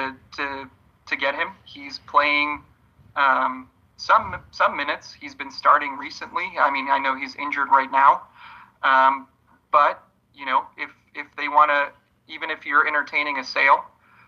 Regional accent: Poland; moved away; I'm from Poland originally

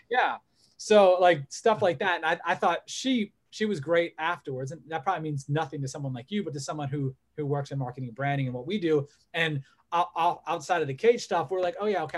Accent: Olmsted Falls, Ohio, United States; who are from our hometown

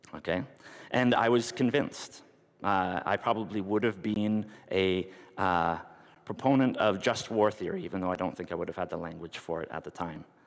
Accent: North Bay, Ontario, Canada; I grew up in North Bay, and there's a mili- an air base there.

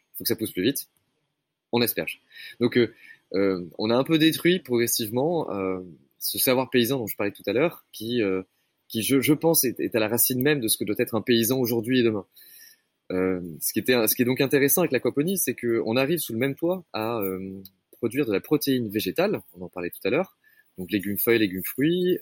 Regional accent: Médoc, Nouvelle-Aquitaine, France; moved away; j'ai grandi dans le Médoc, une région qui, est bercée par les rythmes de la viticulture

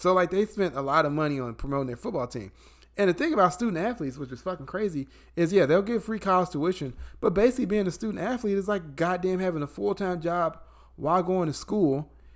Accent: Illinois, United States; moved away; my home state of Illinois

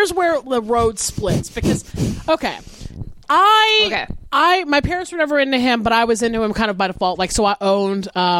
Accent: the South, United States; I wasn't raised on country music. I was raised in the South.

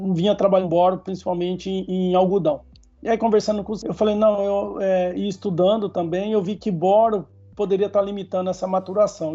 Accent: Nipoã, São Paulo, Brazil; also born or lived in São José do Rio Preto / Monte Aprazível / José Bonifácio; Eu nasci em São José do Rio Preto, mas fui morar já numa cidade pequena que chama Nipuã, porque minha mãe era professora nessa cidade. Depois minha mãe foi é, assistente diretor lá. E aí é, eu fiquei lá até os nove anos

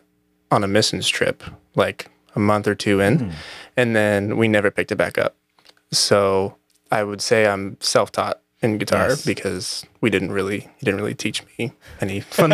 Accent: Newberg, Oregon, United States; I was raised just outside of Portland.

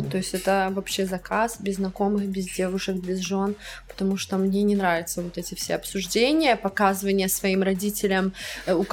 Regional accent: Russia; очень много людей думают, что я не из России.

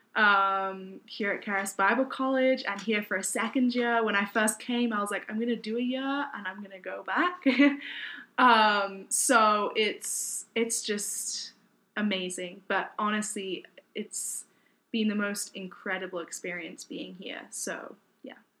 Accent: United Kingdom; moved away as an adult; also born or lived in Newport, Wales / Kent, England; now in United States; my parents moved to southeast England, Kent, uh, when I was about one and a half, two years old

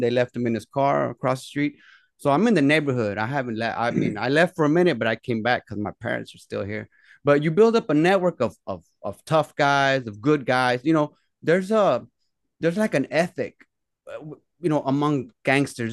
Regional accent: Dallas, Texas, United States; I'm from Oak Cliff, the, the, the, the neighborhood that we're from in Dallas, Oak Cliff.

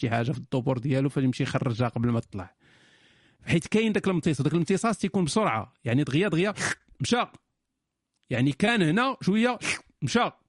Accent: Morocco; ولكن حيت انا مغربي ما عارفش شنو هي ديك القضيه ديال تمشي للطبيب

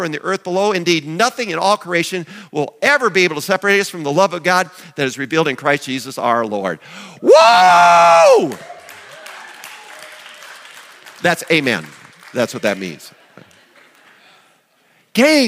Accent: Chancellor, South Dakota, United States; when I was growing up in Chancellor

